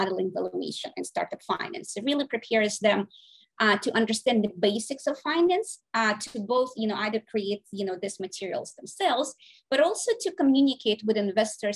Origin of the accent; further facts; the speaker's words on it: Saint Petersburg, Russia; now in United States; I was born in St. Petersburg, Russia. I came here in 1996